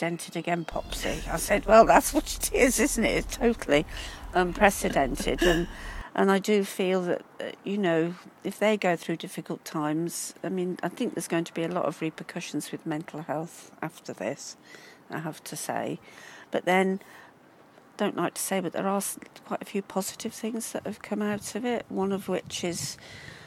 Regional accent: Midlands, United Kingdom; moved away as an adult; now in Brighton, United Kingdom; I'm from the Midlands. I'm not from, you know, the South

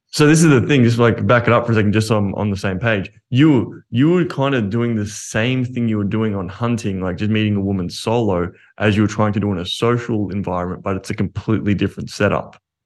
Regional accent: Australia; I'm Australian

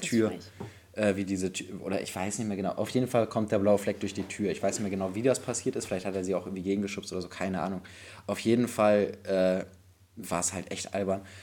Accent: Bremen, Germany; bei uns in Bremen

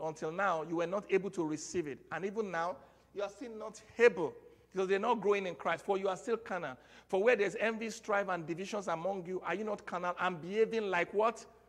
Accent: Nigeria; moved away; our Nigerian citizenship

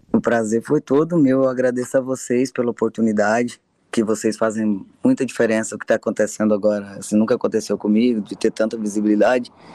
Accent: Goianésia, Goiás, Brazil; now in Anápolis, Brazil; eu nasci em Goianésia, mas eu sou residente em Anápolis, represento Anápolis, Goiás. Eu tô aqui há bastante tempo

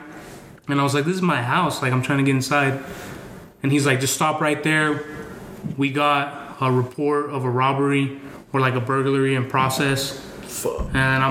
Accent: Yakima, Washington, United States; born or raised there; moved away as an adult; also born or lived in Mexico; now in Boise, United States

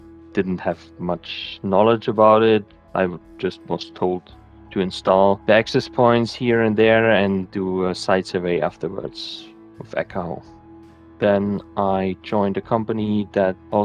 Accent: Bavaria, Germany; I grew up in Bavaria

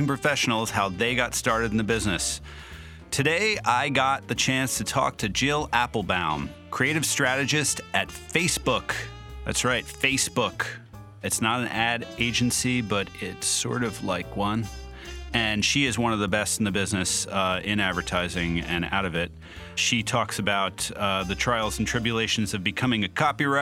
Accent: Union, New Jersey, United States; I am a Jersey boy. I'm from Union, New Jersey

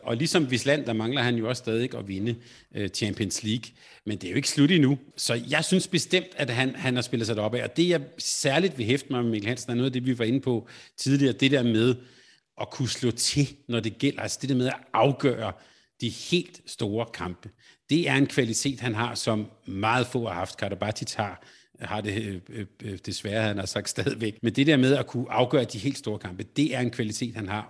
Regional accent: Denmark; Selvom jeg var skuffet selvfølgelig på, øh, som dansker

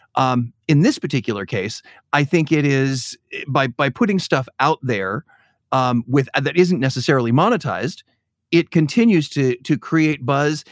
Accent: Chicago, Illinois, United States; being a Chicagoan, I've, I've grown up in the Shed Aquarium

